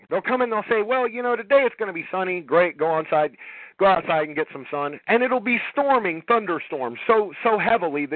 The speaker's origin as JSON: {"language": "English", "town": "Los Angeles", "region": "California", "country": "United States", "tie": "born or raised there", "also_born_or_lived": "Alabama", "moved": "yes", "lives_now": "Georgia, United States", "said": "growing up in Los Angeles"}